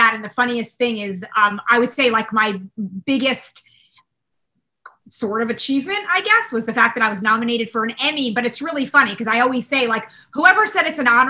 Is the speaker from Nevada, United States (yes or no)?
no; Cherry Hill, New Jersey, United States; I grew up outside of Philadelphia in South Jersey in a town called Cherry Hill.